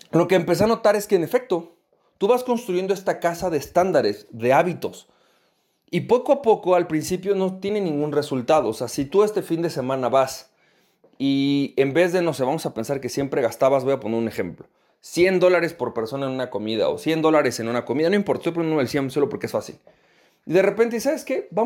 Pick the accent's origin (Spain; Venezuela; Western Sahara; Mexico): Venezuela; moved away; ¿cómo le hago para poder recuperar ese nivel que yo tenía en mi país de origen, en Venezuela?